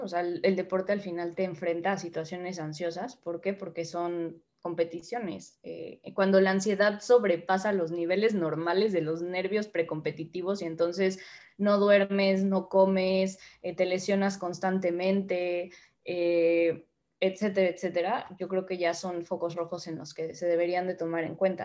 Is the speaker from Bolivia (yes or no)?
no; Mexico; moved away as an adult; now in Spain; como mexicanos